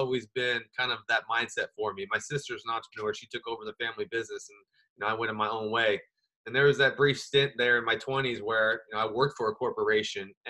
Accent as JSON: {"language": "English", "town": "Anchorage", "region": "Alaska", "country": "United States", "tie": "born or raised there", "also_born_or_lived": "Las Vegas", "moved": "yes", "said": "once I left Alaska, I lived in Las Vegas, and I really struggled to make the connections that I had growing up in Anchorage"}